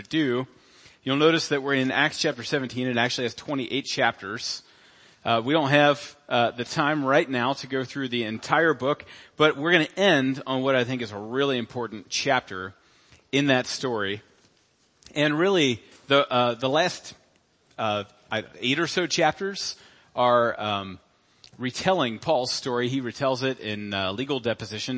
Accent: United States; as American Christians

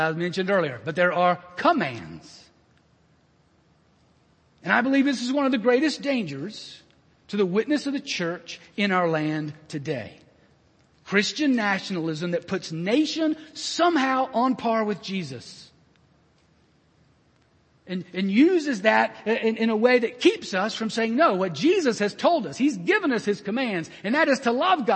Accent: United States; as an American

